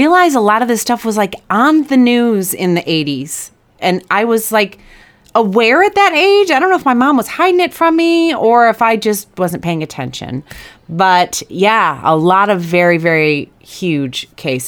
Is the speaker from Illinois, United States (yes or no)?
yes; Chicago, Illinois, United States; I grew up in Chicagoland